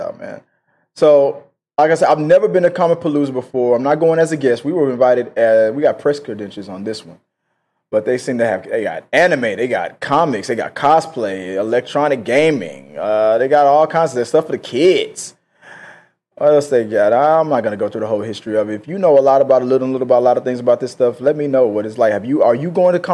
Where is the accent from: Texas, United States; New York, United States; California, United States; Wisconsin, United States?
Texas, United States; Houston; my hometown of Houston, Texas